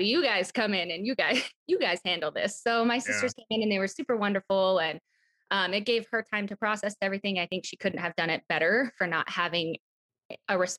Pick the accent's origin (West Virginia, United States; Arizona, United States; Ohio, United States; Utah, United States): Arizona, United States; also born or lived in Phoenix, Arizona; I was actually born and raised in Arizona in a very small town, really small town.